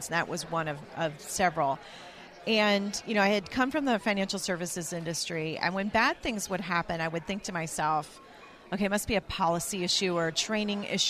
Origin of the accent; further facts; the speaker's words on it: the South, United States; I'm from the South